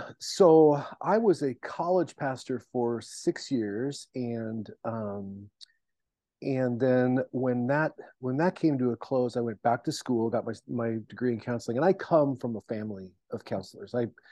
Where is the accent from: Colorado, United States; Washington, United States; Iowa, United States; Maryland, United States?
Washington, United States; Seattle; because I came from Seattle and I came from the church community in Seattle, I knew a lot of people in still that were still in ministry.